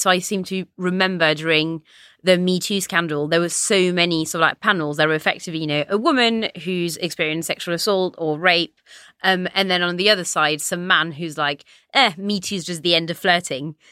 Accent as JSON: {"language": "English", "country": "France", "tie": "born or raised there", "moved": "yes", "lives_now": "United Kingdom", "said": "I'm French, I grew up in France"}